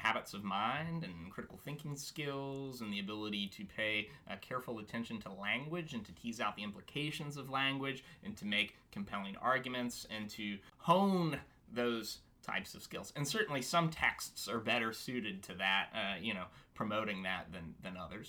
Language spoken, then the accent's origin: English; Louisville, Kentucky, United States; moved away as an adult; also born or lived in Indiana; I am from Louisville